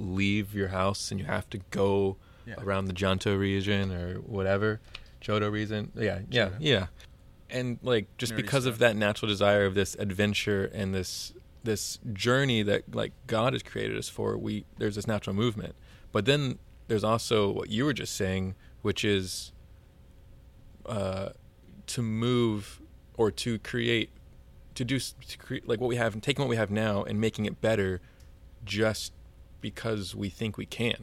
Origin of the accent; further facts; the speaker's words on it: Georgia, United States; now in Houston, United States; I'm from Georgia originally, and Georgia is not at all the same as Houston